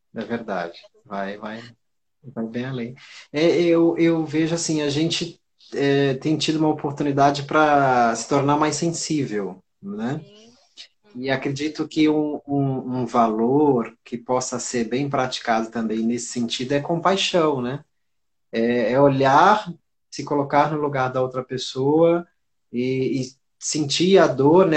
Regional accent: Santos, São Paulo, Brazil; moved away as an adult; now in Rio Grande do Norte, Brazil; Eu estou há 24 anos aqui, né, mas eu sou de Santos, São Paulo

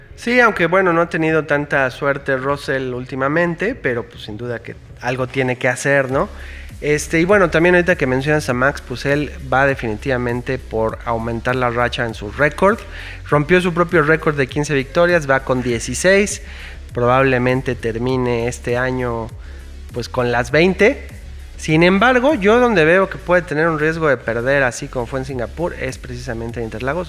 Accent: Mexico; como fan mexicano

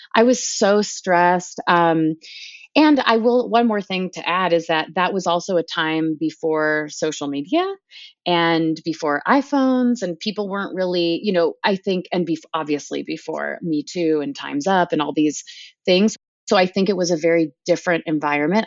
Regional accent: Palos Verdes, California, United States; moved away as an adult; growing up in Palos Verdes, which is, you know, forty-five minutes south of L

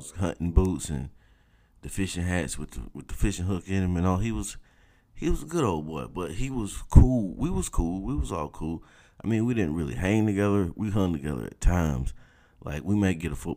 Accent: South Georgia, United States; When you're growing up in South Georgia, your recreational options are very limited

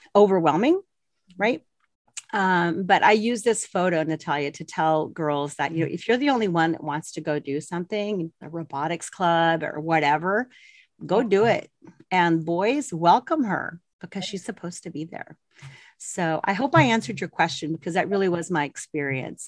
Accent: Colorado, United States; moved away as an adult; also born or lived in El Paso, Texas; I grew up in Colorado

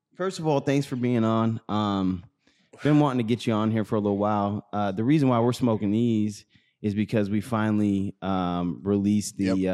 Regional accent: St. Louis, Missouri, United States; born or raised there

